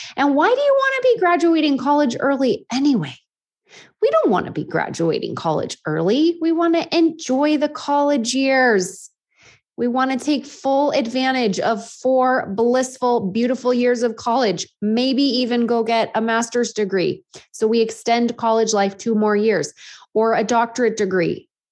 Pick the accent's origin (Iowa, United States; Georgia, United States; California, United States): California, United States; Half Moon Bay; my hometown of Half Moon Bay